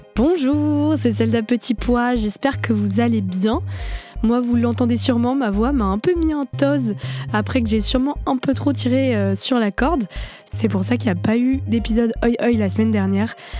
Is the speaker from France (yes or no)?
yes; Cergy, Île-de-France, France; J'ai grandi à Cergy, en banlieue parisienne